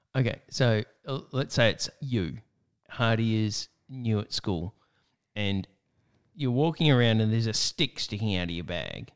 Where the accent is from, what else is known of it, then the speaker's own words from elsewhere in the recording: Australia; in Australia, it's our summer